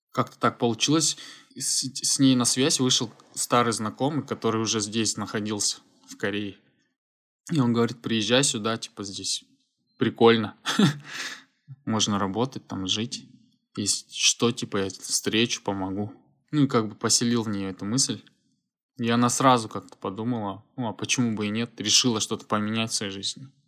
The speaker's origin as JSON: {"language": "Russian", "region": "Almaty", "country": "Kazakhstan", "moved": "as an adult", "lives_now": "Gyeongju, South Korea", "said": "Я переехал из Алматы, из Казахстана, Кёнджу, это юг Южной Кореи, в 2016 году."}